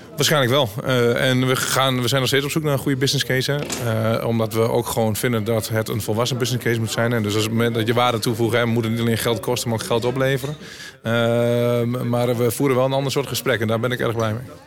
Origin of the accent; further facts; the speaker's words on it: North-East Twente, Overijssel, Netherlands; Ik kom zelf uit Noord Oost Twente